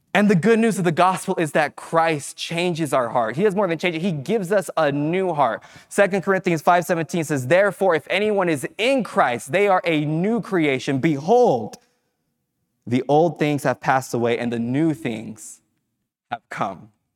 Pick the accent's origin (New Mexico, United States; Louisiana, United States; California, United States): California, United States; Fresno; moved away as an adult; I grew up in Fresno, so I spent time away from Fresno